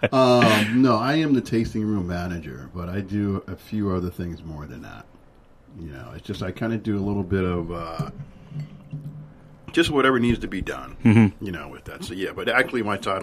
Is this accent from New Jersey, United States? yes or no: yes; New Jersey, United States; also born or lived in South Carolina; I was born and raised in New Jersey.